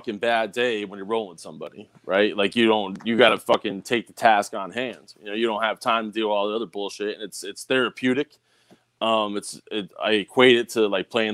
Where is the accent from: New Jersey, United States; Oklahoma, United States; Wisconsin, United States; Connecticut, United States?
Connecticut, United States; Bridgeport; growing up in Bridgeport, fucking just the East Coast attitude everyone has